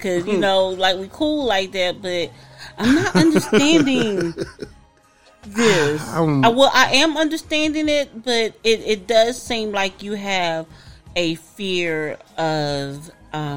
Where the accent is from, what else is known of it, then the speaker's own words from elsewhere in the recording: the South, United States; I'm from the South, y'all